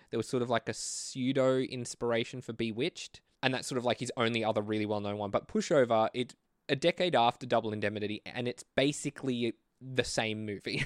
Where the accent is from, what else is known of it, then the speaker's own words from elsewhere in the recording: Australia; I'm a filmmaker from Australia